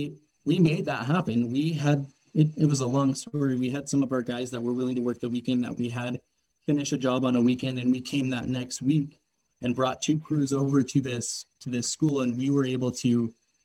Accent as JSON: {"language": "English", "town": "Tucson", "region": "Arizona", "country": "United States", "tie": "born or raised there", "said": "I'm from Tucson, Arizona. I grew up there"}